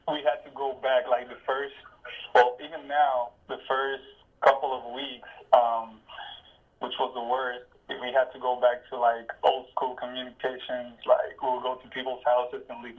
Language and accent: English; Ponce, Puerto Rico; English is a second language; also born or lived in Belgium; Right now, I am in Ponce, which is my hometown. It's in the southern part of the island